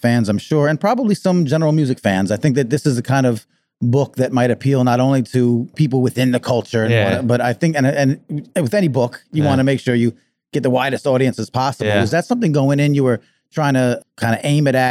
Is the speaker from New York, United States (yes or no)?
yes; Long Island, New York, United States; I grew up in Long Island.